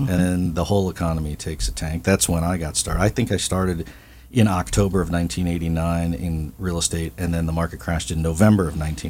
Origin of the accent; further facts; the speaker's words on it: Midwest, United States; Like I came from the Midwest and I didn't leave at 5 o'clock, but it was a ghost town.